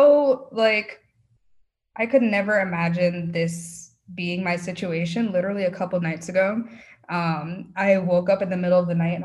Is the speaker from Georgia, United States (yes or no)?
no; New York, United States; now in Texas, United States; I'm a New Yorker